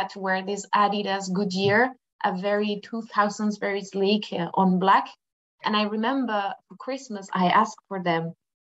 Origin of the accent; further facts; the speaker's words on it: Madrid, Community of Madrid, Spain; English is a second language; moved away as an adult; I come from Madrid, from Spain, Madrid, and I come from a humble family from a workers neighborhood